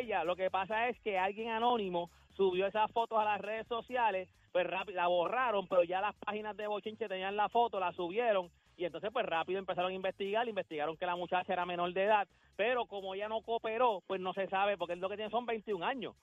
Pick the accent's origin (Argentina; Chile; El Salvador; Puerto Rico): Puerto Rico; Loíza; Yo viví toda mi vida en, en Loiza, pero mi familia, toda mi familia, mi mamá de pues, Carolina